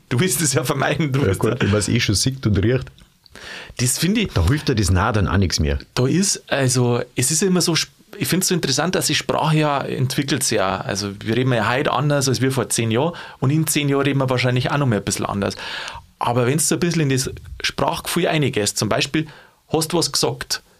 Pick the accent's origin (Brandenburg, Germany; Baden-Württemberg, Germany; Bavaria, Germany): Bavaria, Germany; Als Bayer kannst du sagen, na, go niemals nicht.